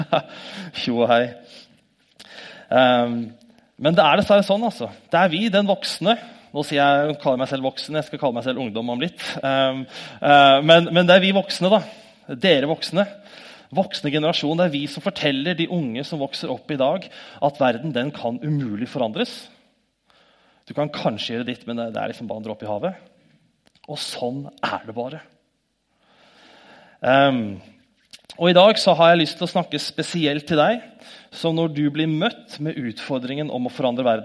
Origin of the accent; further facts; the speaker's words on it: Norway; born there; så takker vi Gud for at vi er født i Norge og er så heldige.